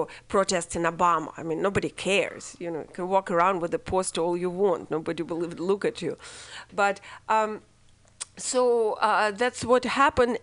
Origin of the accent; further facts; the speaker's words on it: Russia; moved away as an adult; now in United States; I grew up in Russia and came to be and formed in Russia